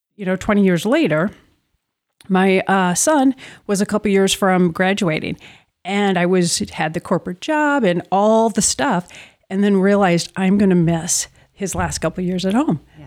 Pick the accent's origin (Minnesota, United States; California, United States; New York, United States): Minnesota, United States; Minneapolis; I grew up in the Twin Cities